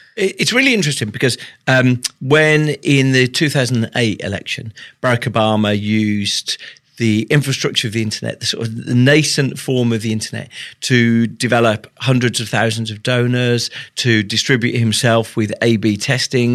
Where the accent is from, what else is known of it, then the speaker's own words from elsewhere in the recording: United Kingdom; I'm British.